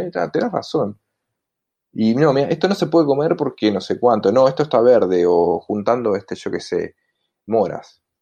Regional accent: Montevideo, Uruguay; soy montevideano.

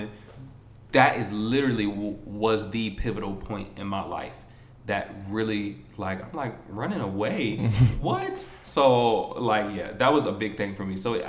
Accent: Baltimore, Maryland, United States; moved away as an adult; also born or lived in Atlanta; I'm from Baltimore and it's a predominantly black city. So I was always around blackness.

